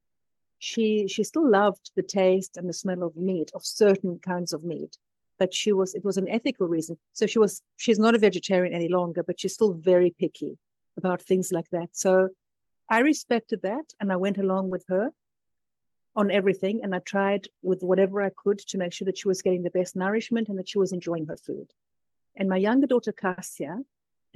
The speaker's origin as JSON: {"language": "English", "country": "South Africa", "tie": "born or raised there", "also_born_or_lived": "London", "moved": "as an adult", "lives_now": "Tuscany, Italy", "said": "I was born in London. My mom is from Finland. My dad is Greek Cypriot. I grew up in South Africa, and I live in Tuscany now."}